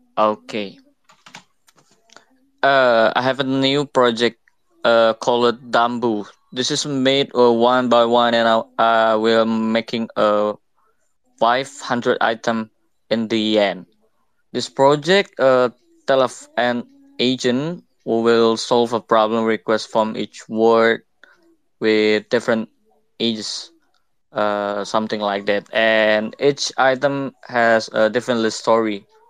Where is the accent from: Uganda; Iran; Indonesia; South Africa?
Indonesia; English is a second language; Yeah, I'm from Indonesia. I'm a graphic designer, and I'm studying about NFT.